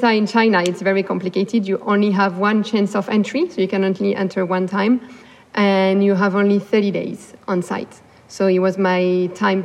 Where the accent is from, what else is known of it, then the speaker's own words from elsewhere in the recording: France; also born or lived in Los Angeles, United States; so I could go back to France and finally finish my degree